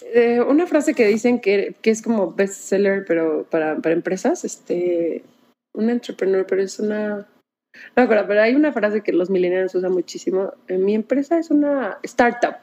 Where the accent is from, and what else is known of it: Mexico